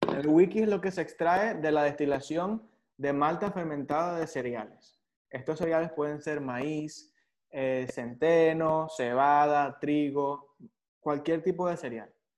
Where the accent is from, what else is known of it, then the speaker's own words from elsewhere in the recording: San Juan de los Morros, Guárico, Venezuela; yo nací en San Juan de los Morros